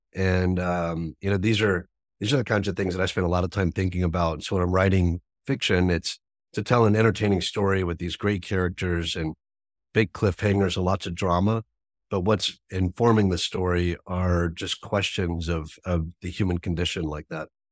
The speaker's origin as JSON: {"language": "English", "region": "American South", "country": "United States", "tie": "born or raised there", "said": "I grew up in the American South"}